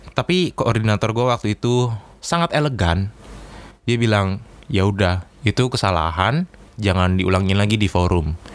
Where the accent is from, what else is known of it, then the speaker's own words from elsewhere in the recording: Jakarta, Indonesia; moved away as an adult; now in Surabaya, Indonesia; saya berasal dari Jakarta atau ibu kota kita tercinta.